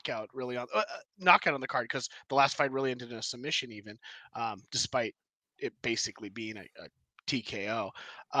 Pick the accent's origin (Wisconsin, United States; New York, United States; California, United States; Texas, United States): California, United States; being a Californian